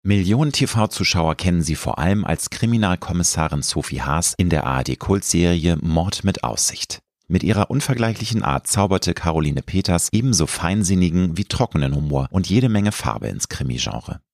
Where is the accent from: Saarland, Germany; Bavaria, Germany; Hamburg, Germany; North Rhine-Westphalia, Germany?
Hamburg, Germany; in Hamburg warst du tätig, meiner Heimatstadt